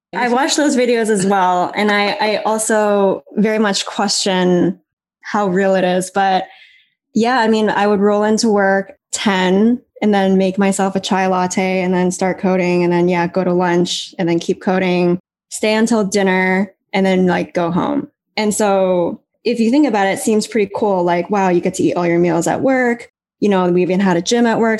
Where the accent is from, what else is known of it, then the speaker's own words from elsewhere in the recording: Canada; moved away as an adult; also born or lived in San Francisco; now in Taipei, Taiwan; growing up in Canada